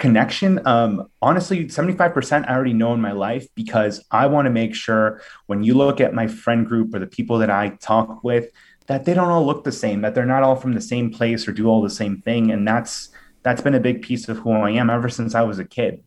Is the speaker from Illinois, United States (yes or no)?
yes; Villa Park, Illinois, United States; I'm from Villa Park, Illinois, home of Portillo's and the band …